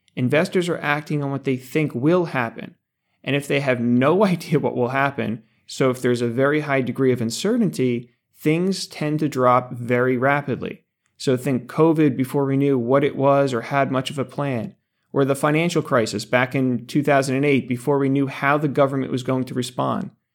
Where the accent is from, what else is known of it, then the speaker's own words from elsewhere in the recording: Denville, New Jersey, United States; Ice cream from my hometown, Denville Dairy